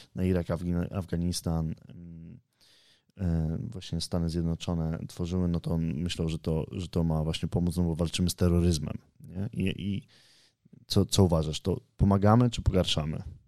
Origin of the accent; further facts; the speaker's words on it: Poland; jestem z Polski